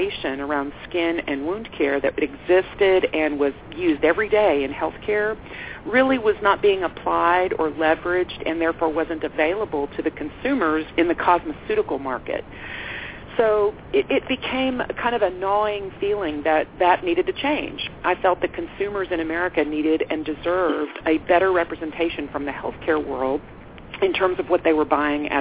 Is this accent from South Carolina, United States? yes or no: no; Texas, United States; I'm a Texan